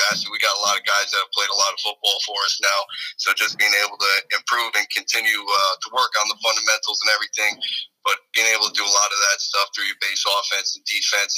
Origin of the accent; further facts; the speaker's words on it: Rhode Island, United States; I was born and raised in Rhode Island, so I grew up watching this program